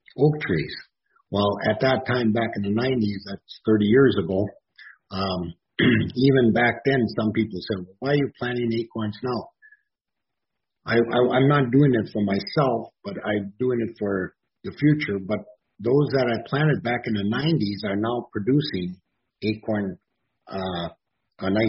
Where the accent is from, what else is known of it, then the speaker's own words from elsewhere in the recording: Marquette, Michigan, United States; I'm from Marquette, Michigan.